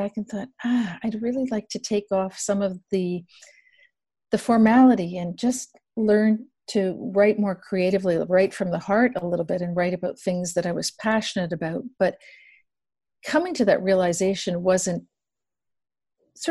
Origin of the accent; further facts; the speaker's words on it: Toronto, Ontario, Canada; I come originally from Ontario. I was born and raised in Toronto, actually just a little bit west of Toronto